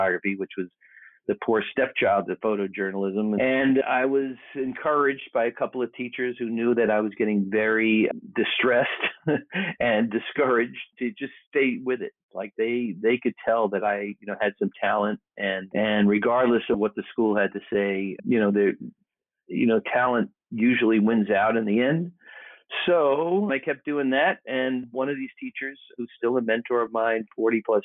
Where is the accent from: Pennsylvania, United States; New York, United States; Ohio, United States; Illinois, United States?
New York, United States; New York City; moved away; also born or lived in Massachusetts; I was born in Brooklyn, raised in a very sports conscious family